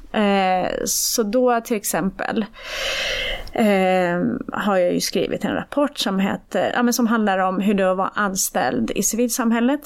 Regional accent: Iran; now in Sweden; jag är född i Iran

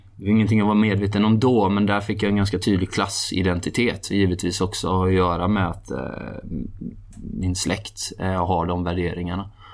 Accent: Halland County, Sweden; jag är uppvuxen i norra Halland

